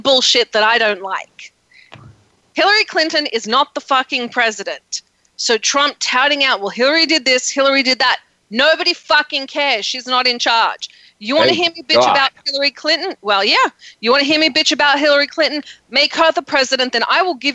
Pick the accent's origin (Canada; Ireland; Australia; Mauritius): Australia; now in United States; I'm Australian. I grew up with social medicine, social education